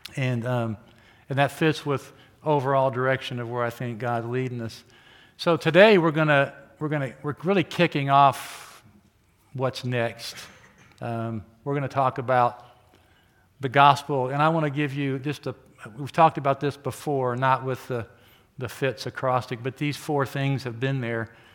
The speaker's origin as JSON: {"language": "English", "region": "Oklahoma", "country": "United States", "tie": "born or raised there", "moved": "as an adult", "lives_now": "Wichita, United States", "said": "I grew up in Oklahoma and came here to go to school"}